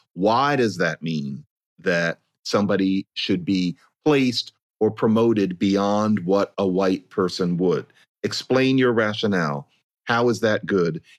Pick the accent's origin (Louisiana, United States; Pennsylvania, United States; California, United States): Pennsylvania, United States; Philadelphia; I grew up in Philadelphia